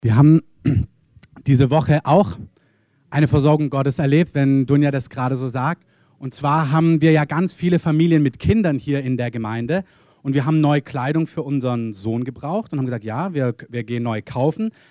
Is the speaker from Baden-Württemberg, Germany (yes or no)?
yes; Swabia, Baden-Württemberg, Germany; also born or lived in Berlin; Als Schwabe